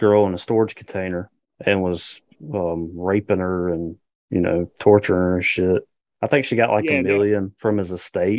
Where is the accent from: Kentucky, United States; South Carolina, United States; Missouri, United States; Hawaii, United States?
South Carolina, United States; hometown of the killer Todd Kohlhepp; there was a high-profile serial killer from my hometown, the town that I fucking live in right now.